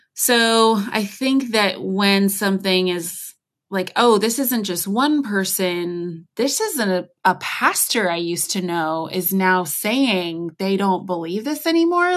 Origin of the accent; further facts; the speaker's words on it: United States; accent: American; I'm obviously American, you can tell from how I speak